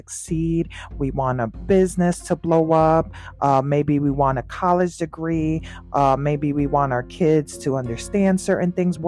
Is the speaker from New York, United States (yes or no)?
yes; New York, United States; Being a New Yorker